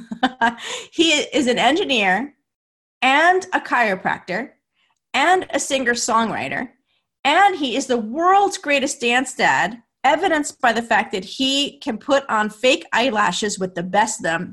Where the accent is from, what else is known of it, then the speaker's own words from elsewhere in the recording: New Jersey, United States; I'm from New Jersey, and my parents are from Brooklyn